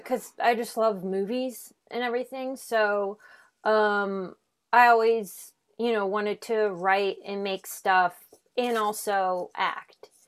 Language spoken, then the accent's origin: English; Omaha, Nebraska, United States; moved away as an adult; also born or lived in Chicago; now in Los Angeles, United States; I'm from Omaha